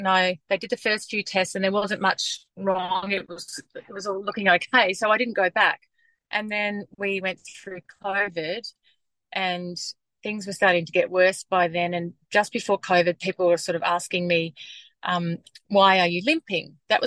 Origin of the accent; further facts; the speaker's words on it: Western Queensland, Australia; moved away as an adult; now in Melbourne, Australia; I grew up in Western Queensland